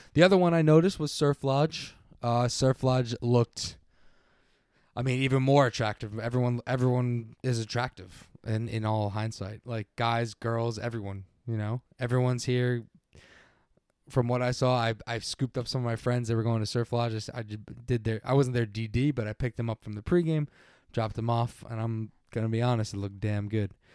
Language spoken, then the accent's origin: English; Long Island, New York, United States; I am from Long Island